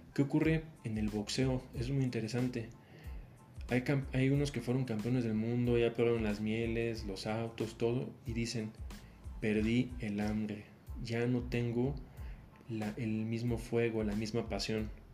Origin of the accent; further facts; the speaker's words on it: Mexico; yo soy de México